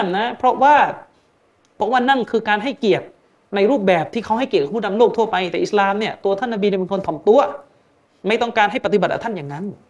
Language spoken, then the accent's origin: Thai; Yala, Thailand; ผมก็เป็นคนยะลาเนี่ย